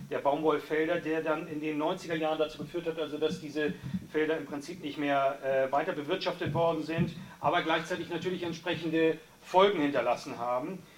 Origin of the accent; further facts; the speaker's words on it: Nicaragua; Ich komme auch aus Nicaragua